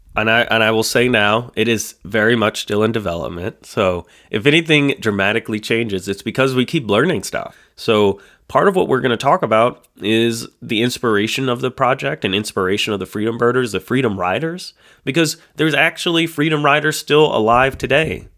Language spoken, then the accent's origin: English; the North, United States; we're folks from the North. We're, you know, I've lived most of my life in the North